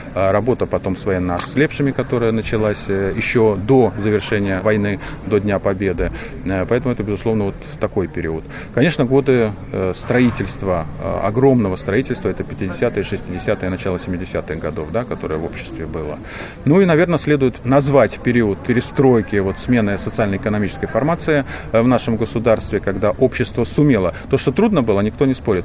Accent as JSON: {"language": "Russian", "region": "Saint Petersburg", "country": "Russia", "said": "я из Петербурга"}